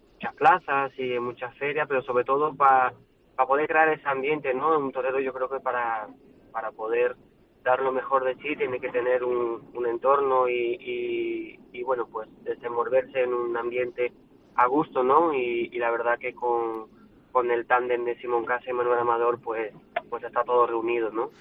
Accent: France; mi tierra

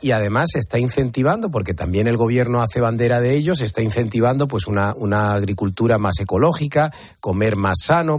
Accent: Spain; yo como español

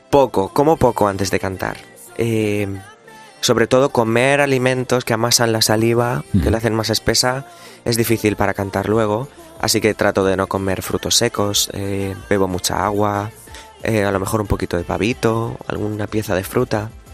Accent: Ricote, Region of Murcia, Spain; mi pueblo de Ricote, de mi, de mi, de mi Murcia querida

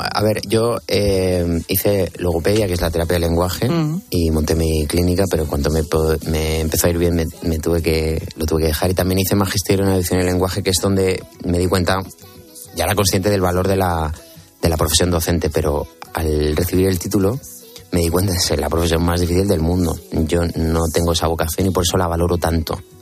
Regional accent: Region of Murcia, Spain; su murciano favorito

